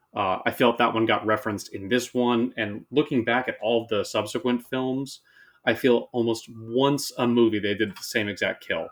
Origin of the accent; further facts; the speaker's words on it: Oakland, California, United States; moved away as an adult; now in Seattle, United States; I'm originally from Oakland, California, and I've been up here in Seattle for going on nine years